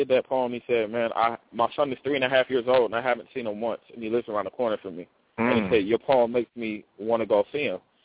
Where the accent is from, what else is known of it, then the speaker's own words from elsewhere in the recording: Oakland, California, United States; I'm from Oakland. I'm in the Bay Area.